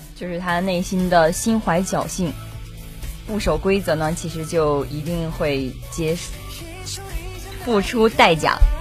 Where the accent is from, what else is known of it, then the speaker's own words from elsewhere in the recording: China; 我们中国人